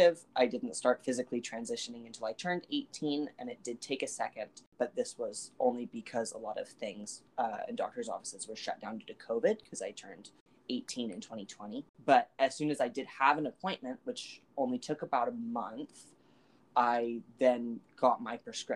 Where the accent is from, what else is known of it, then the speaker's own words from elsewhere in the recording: California, United States; moved away as an adult; also born or lived in Wyoming; now in Dallas, United States; I grew up in California. I spent the first 19 years of my life there, and I loved it